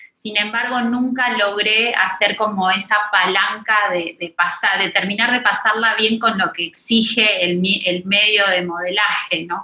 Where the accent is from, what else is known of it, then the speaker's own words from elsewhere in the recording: Argentina; moved away as an adult; also born or lived in Mexico City, Mexico; now in Riviera Maya, Mexico; Soy argentina, hace 17 años que estoy viviendo en la Ciudad de México